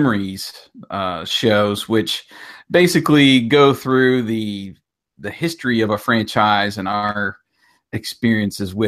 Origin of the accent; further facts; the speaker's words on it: Curwensville, Pennsylvania, United States; moved away as an adult; also born or lived in Georgia / Montgomery; I grew up in a small town called Kerwinsville